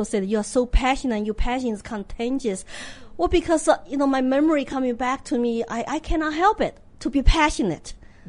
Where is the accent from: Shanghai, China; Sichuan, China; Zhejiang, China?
Sichuan, China; English is a second language; moved away as an adult; also born or lived in Austin, Texas / Hong Kong; now in United States; I'm from Sichuan.